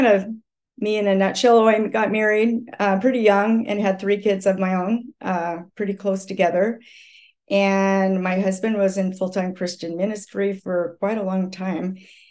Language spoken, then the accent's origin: English; Eastern Washington State, United States; I was born in Eastern Washington State in the U.S.